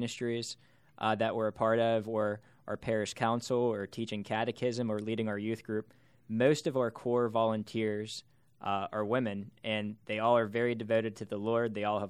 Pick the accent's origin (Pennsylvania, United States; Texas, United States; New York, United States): Pennsylvania, United States; Pittsburgh; I'm from Pittsburgh.